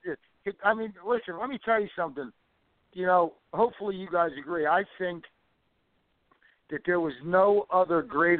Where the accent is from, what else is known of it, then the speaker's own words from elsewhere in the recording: Philadelphia, Pennsylvania, United States; we're all from Philly